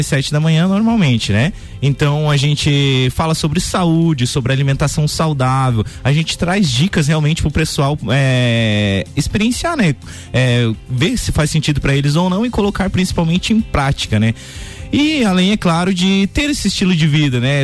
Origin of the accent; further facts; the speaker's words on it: Lages, Santa Catarina, Brazil; also born or lived in São José; Eu me criei praticamente aqui em Lages, sou natural de São José, né? Então, mas eu vim muito cedo para Lages